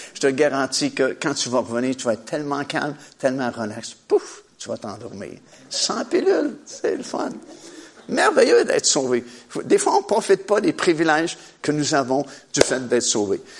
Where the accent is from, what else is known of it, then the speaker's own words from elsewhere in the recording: Trois-Rivières, Quebec, Canada; j'ai grandi dans la ville de Trois-Rivières. Je suis originaire de, de Trois-Rivières.